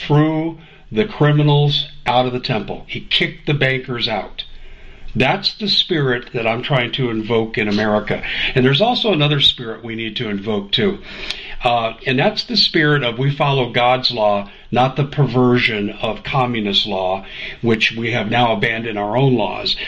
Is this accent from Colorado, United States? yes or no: yes; Colorado, United States; moved away; also born or lived in Arizona; I grew up in Colorado.